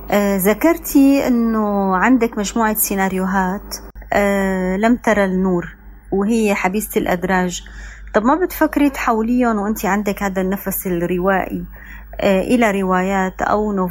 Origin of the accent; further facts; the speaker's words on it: Egypt; لانها بتحكي حياتنا احنا كمصريين حقيقي في وقت معين من الزمن